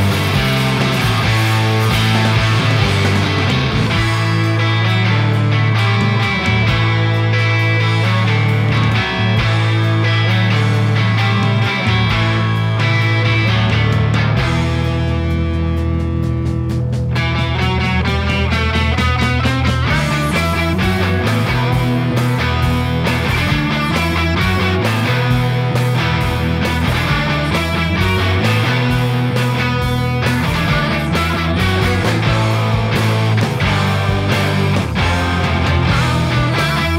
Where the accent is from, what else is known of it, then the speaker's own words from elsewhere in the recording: Boston, Massachusetts, United States; We are from Boston